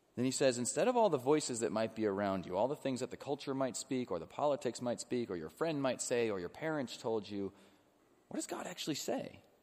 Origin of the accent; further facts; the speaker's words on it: Illinois, United States; now in Cincinnati, United States; I grew up in Illinois